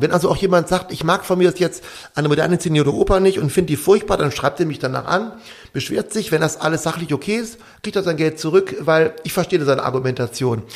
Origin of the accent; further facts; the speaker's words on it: Düsseldorf, North Rhine-Westphalia, Germany; moved away as an adult; also born or lived in Vogtland, Saxony; now in Bad Elster, Germany; wir als Düsseldorfer